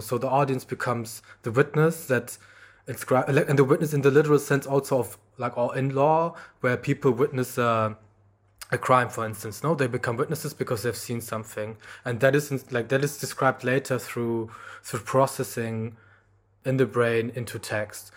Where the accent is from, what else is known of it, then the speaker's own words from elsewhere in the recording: Germany; I grew up in Germany